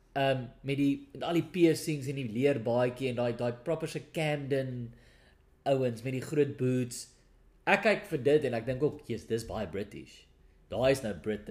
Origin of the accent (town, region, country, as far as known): South Africa; first language Afrikaans; moved away as an adult; now in United Kingdom